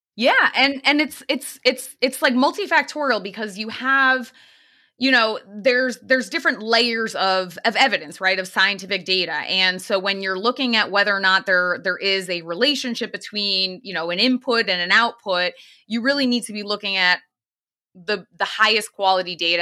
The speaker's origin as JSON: {"language": "English", "region": "Eastern Connecticut", "country": "United States", "tie": "born or raised there", "said": "I grew up in Eastern Connecticut, um, very close to the town of Lyme, Connecticut"}